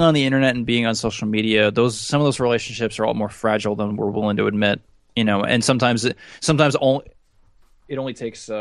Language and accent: English; United States; as an American